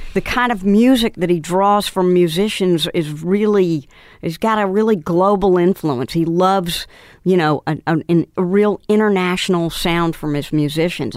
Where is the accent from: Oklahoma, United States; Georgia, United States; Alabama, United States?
Georgia, United States; near Atlanta, rural; moved away; actually not that far from Atlanta, but it was, you know, I grew up on a farm